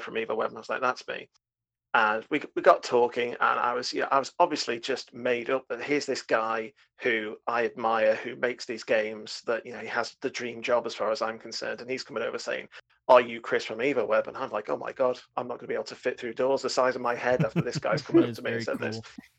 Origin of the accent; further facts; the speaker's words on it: United Kingdom; I'm British